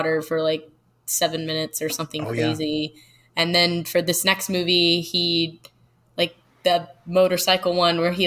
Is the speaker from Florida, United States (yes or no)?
yes; Florida, United States; Growing up in Florida, I went to Jacksonville a lot, Tampa Bay